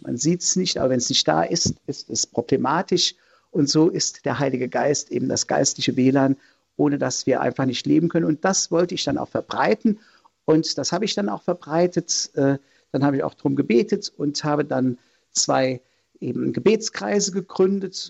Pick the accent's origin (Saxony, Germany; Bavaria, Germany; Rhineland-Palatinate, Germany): Rhineland-Palatinate, Germany; Linz am Rhein; also born or lived in Bad Kreuznach; bin geboren in Bad Kreuznach und mit fünf Jahren sind wir dann umgezogen nach Linz am Rhein